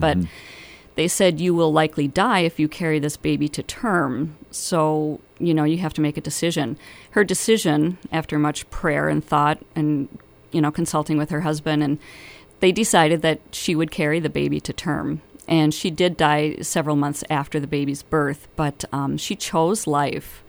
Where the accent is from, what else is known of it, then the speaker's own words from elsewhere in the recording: Minneapolis–Saint Paul, Minnesota, United States; moved away as an adult; now in Bemidji, United States; I was originally from the Twin Cities